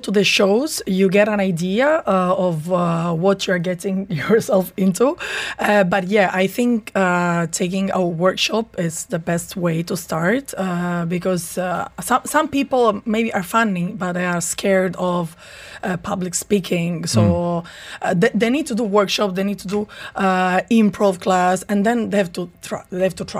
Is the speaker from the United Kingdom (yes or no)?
no; Italy; English is a second language; now in United Arab Emirates; me being Italian and me not being able to speak English very well, or me about being Italian in an Arab country, or me being a woman.